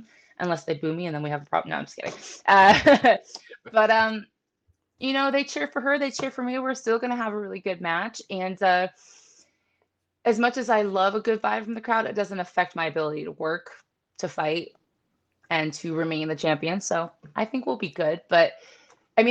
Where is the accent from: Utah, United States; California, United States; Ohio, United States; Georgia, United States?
Ohio, United States; Painesville; now in Florida, United States; I'm from Painesville, Ohio